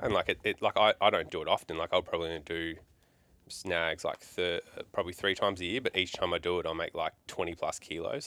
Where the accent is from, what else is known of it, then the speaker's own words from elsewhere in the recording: Melbourne, Victoria, Australia; now in Townsville, Australia; I grew up in Melbourne for the first part of my life